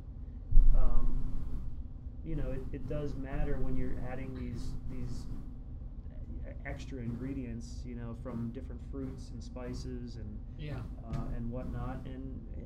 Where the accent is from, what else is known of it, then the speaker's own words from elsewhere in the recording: Kutztown, Pennsylvania, United States; I grew up in Kutztown